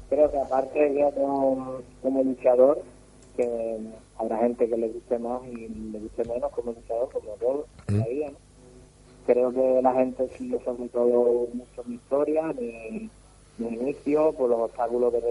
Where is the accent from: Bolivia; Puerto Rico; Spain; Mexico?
Spain; Cádiz, Andalusia; soy de Cádiz